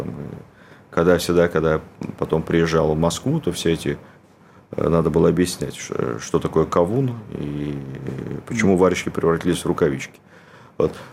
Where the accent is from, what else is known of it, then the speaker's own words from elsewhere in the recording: Cherkasy Oblast, Ukraine; born there; я родился в Центральной Украине.